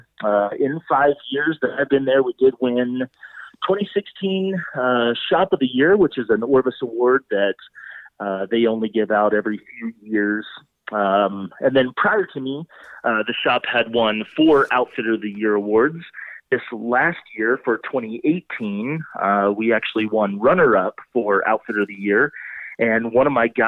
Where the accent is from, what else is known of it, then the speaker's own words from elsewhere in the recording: Oklahoma, United States; moved away as an adult; now in Breckenridge, United States; I grew up in Oklahoma